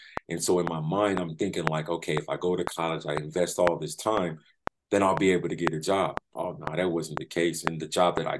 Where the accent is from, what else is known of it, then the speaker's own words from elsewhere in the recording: San Diego, California, United States; also born or lived in Florida; I was born in Florida, but raised in San Diego, California.